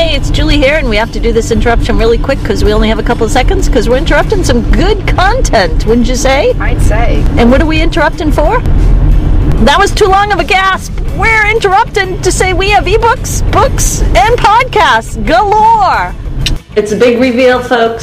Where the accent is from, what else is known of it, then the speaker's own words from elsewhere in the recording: Boston, Massachusetts, United States; we're from Boston